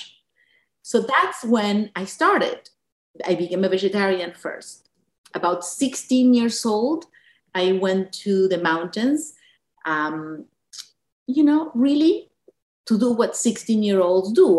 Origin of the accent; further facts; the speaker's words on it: Buenos Aires, Argentina; moved away; when we were in Argentina growing up in Buenos Aires